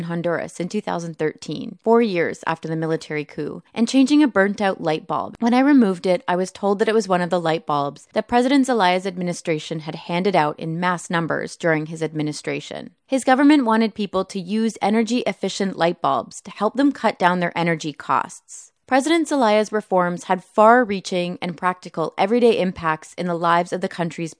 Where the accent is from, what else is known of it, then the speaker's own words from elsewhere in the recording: Canada; I'm Canadian